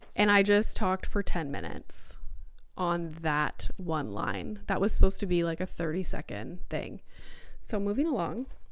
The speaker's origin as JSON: {"language": "English", "town": "Sudbury", "region": "Ontario", "country": "Canada", "tie": "born or raised there", "moved": "as an adult", "lives_now": "Greater Toronto Area, Canada", "said": "I grew up in Sudbury"}